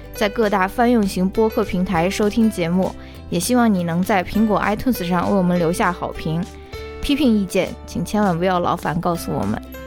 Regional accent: Xi'an, Shaanxi, China; moved away; 我是来自陕西西安的

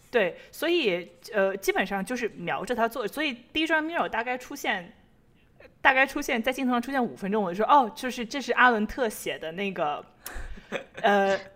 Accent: Taiyuan, Shanxi, China; 我们太原人

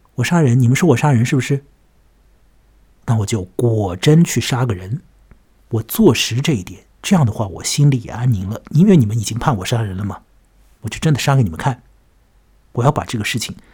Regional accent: China; 我们中国人有一句话叫做临时抱佛脚嘛

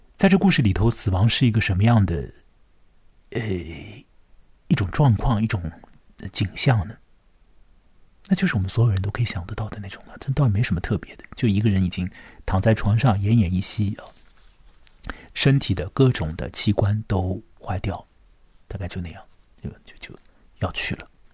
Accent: China; 我们中国人

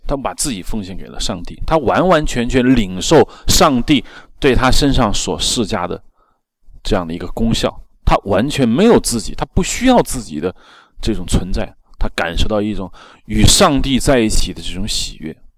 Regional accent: China; 我们中国人

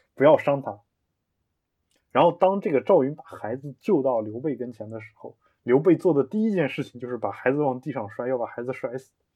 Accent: China; 我们中国人

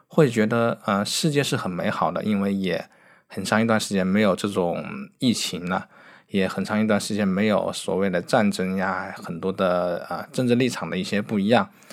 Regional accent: Wuhan, Hubei, China; moved away; 我作为一个武汉的人，就是我的家乡在武汉，其实我是很想回去拍照的

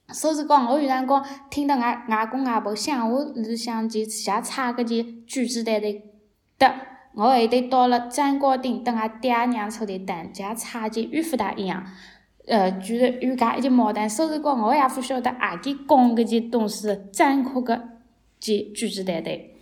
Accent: Zhuji, Zhejiang, China; also born or lived in Shanghai; 我是诸暨人，呃，诸暨就是属于绍兴的一个县级市。我之前是在上海工作的，但是三月份的时候，我觉得上海的疫情可能会变得很严重，我就提前回家了。然后现在是在诸暨

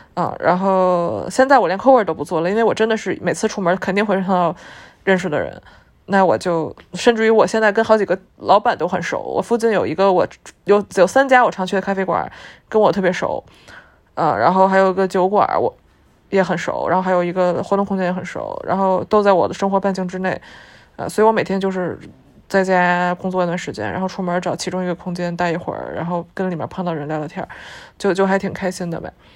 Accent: Beijing, China; moved away as an adult; now in Shanghai, China; 我本身是一个北京本地人，就是我是一个在北京长大

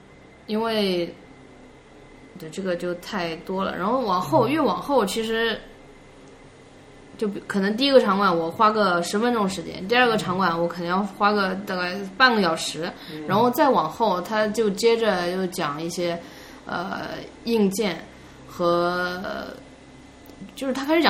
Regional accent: China; 可能我中国人嘛

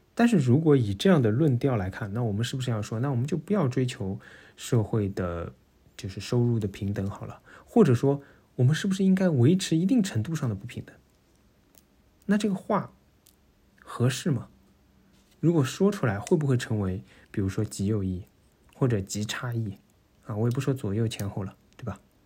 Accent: Shanghai, China; moved away as an adult; now in Netherlands; 我作为上海人

